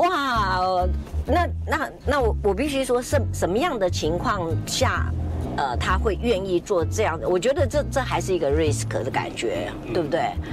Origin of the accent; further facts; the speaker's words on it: Taiwan; 我们台湾人没有人上榜哎